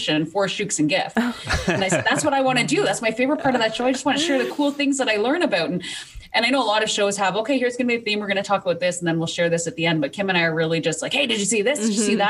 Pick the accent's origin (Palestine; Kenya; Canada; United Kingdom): Canada; I'm from Canada, which is why you're going to hear a little bit of an accent.